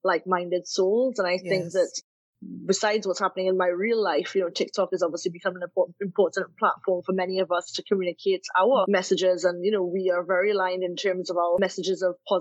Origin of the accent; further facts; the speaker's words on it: Trinidad & Tobago; moved away; also born or lived in United Kingdom; I grew up and born and raised in Trinidad, then educated in the UK